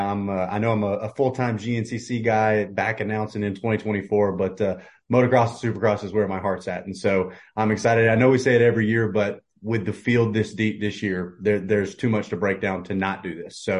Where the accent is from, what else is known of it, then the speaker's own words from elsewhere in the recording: Central North Carolina, United States; I'm from Central North Carolina here in the States